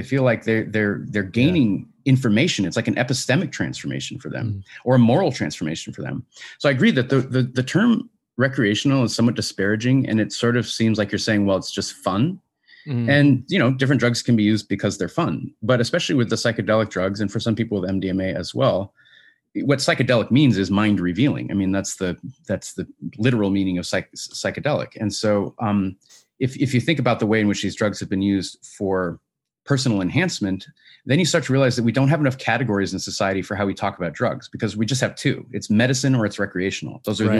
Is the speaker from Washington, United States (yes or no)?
yes; Washington, United States; Washington State originally. Yeah, my home state.